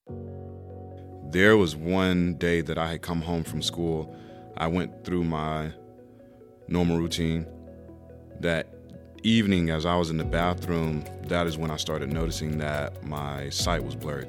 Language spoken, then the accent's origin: English; Raleigh, North Carolina, United States; I grew up in Raleigh, North Carolina